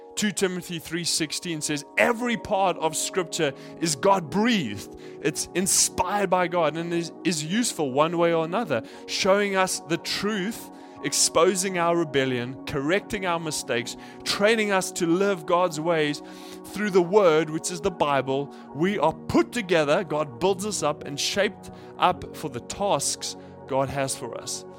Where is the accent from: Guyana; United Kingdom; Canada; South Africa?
South Africa; now in Japan; I grew up in South Africa